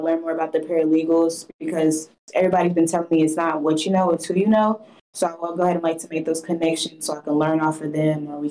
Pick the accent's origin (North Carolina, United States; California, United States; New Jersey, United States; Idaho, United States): North Carolina, United States; Fayetteville; moved away as an adult; now in Misawa, Japan; I'm from Fayetteville, North Carolina.